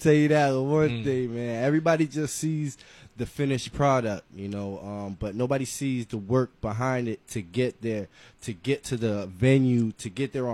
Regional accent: Sunrise, Florida, United States; also born or lived in Brooklyn, New York; I'm from Broward, man. I'm from Sunrise. So I went to Piper High School

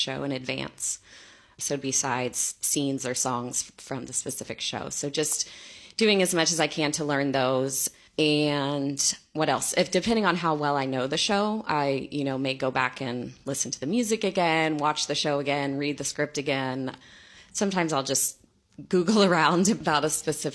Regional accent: Tulsa, Oklahoma, United States; moved away as an adult; also born or lived in New York, United States; now in St. Louis, United States; I grew up in Tulsa, Oklahoma

